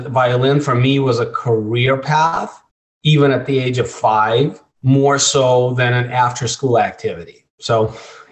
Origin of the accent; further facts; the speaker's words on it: Russia; moved away; I was born in Russia, and I was a scrawny little Jewish kid in Russia